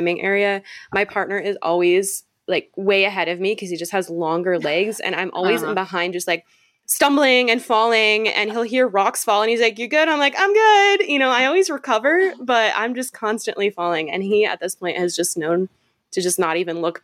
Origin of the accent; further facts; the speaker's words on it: Michigan, United States; now in Utah, United States; I'm actually originally from Michigan. I live in Utah now, but originally one of those Midwesterners